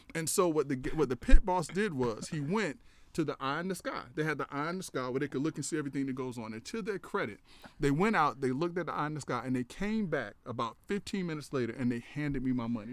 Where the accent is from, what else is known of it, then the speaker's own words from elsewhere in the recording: Tallahassee, Florida, United States; also born or lived in Perry, Taylor County, Florida; I'm from a little small town, uh, Perry, Taylor County, Florida, but I grew up in Tallahassee